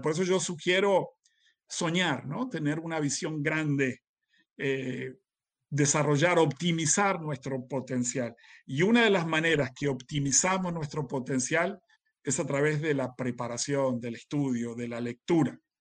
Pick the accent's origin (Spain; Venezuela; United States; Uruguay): Uruguay; yo soy uruguayo